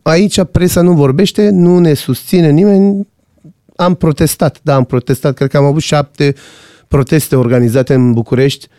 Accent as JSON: {"language": "Romanian", "country": "Iran", "moved": "yes", "lives_now": "Romania"}